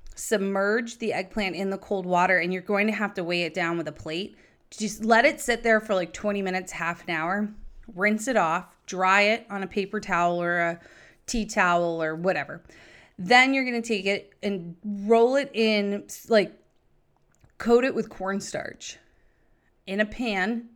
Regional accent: Nashua, New Hampshire, United States; I grew up in Nashua

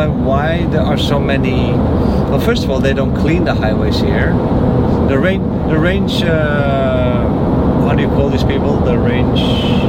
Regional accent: Netherlands; now in United States; I'm from the Netherlands.

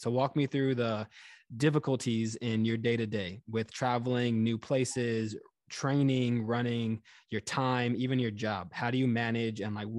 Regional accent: Houston, Texas, United States; now in New York, United States; I grew up in Texas, I grew up in Houston. My family is now in Florida.

